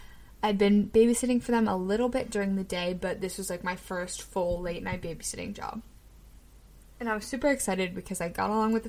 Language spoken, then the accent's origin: English; Annapolis, Maryland, United States; also born or lived in Severna Park, Maryland; I am from Annapolis, Maryland, and I grew up between Severna Park and Annapolis, kind of between the two.